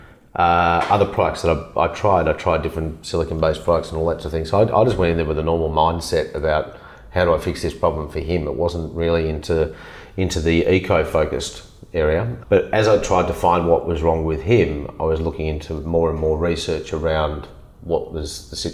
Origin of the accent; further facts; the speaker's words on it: Melbourne, Victoria, Australia; I grew up in Melbourne. I was born in Hawthorne in Melbourne.